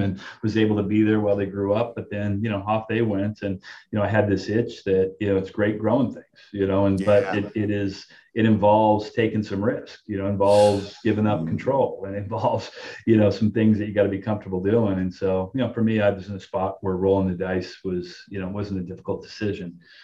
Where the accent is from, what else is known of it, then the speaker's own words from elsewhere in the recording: Southern California, United States; moved away as an adult; also born or lived in New York area / Florida; now in New York, United States; born and raised in California, Southern California